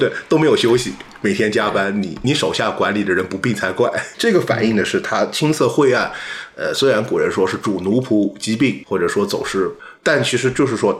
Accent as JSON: {"language": "Chinese", "country": "China", "said": "那下巴呢？我们中国人讲的叫地阔方圆，"}